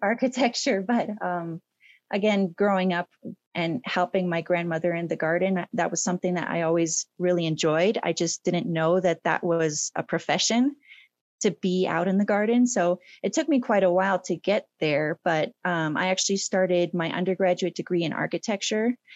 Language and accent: English; Colorado, United States; I was born in Colorado.